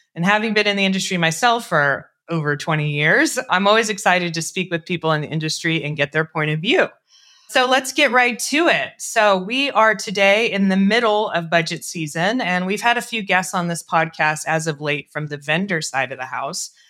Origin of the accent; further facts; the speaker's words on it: Colorado, United States; moved away; I'm from Colorado originally